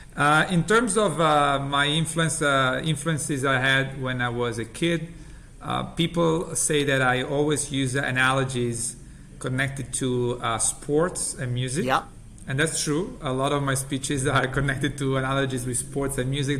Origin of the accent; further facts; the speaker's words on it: Italy; English is a second language; moved away as an adult; now in United States; as you can get from my accent, I'm originally from Italy